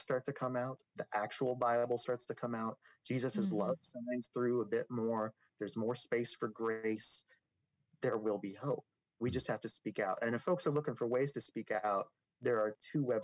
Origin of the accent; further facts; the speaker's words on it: Idaho, United States; also born or lived in Texas; my home county, Idaho. I moved there from Texas when I was 13.